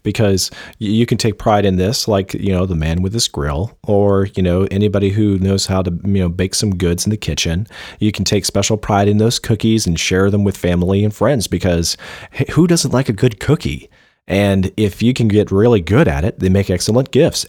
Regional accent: Dixie, the South, United States; we're from Dixie. It's, it's, it's part of our Southern culture

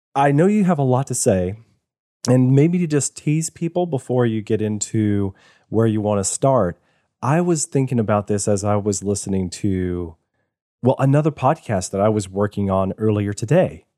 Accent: Virginia, United States; now in Georgia, United States; I, I was born in Virginia.

